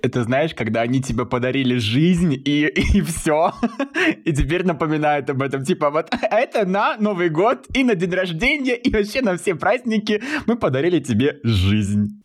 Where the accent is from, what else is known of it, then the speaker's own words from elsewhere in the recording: Moscow, Russia; moved away as an adult; now in Kazakhstan; я москвич из медиатусовки, который который релацировался в Казахстан